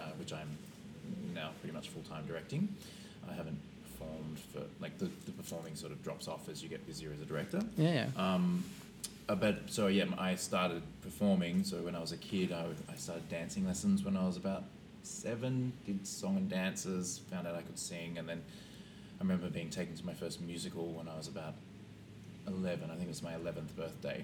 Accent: Sydney, New South Wales, Australia; moved away as an adult; also born or lived in London; born and bred in Sydney, Australia

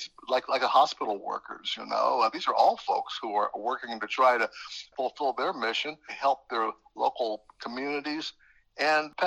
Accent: Middletown, Ohio, United States; I grew up there in Southern Ohio

